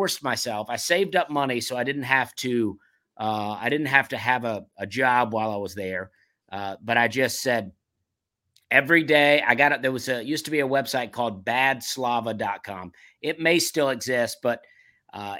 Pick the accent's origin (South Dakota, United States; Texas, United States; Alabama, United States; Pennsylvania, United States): Alabama, United States; now in Charleston, United States; I'm from Alabama, and now, but I'm coming from Charleston, South Carolina, which is a city, but a small one